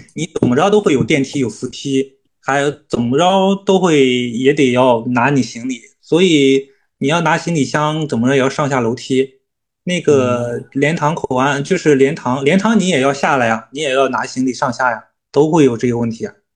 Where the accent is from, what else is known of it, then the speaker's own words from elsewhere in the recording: Shenzhen, Guangdong, China; 我们深圳人呢可能就比较能吃苦